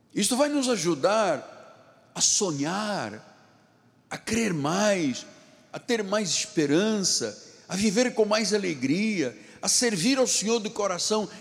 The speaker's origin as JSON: {"language": "Portuguese", "country": "Portugal", "said": "na minha terra, em Portugal"}